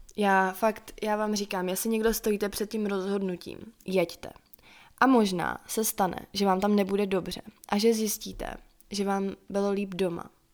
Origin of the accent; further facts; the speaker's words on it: Czechia; doma tady v Čechách a vracela se pořád zpátky na to moje místo